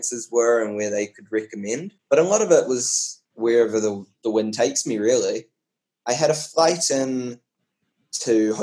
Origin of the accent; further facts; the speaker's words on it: New Zealand; moved away as an adult; now in Switzerland; I worked 6 months in New Zealand in my hometown. So I stayed with my parents.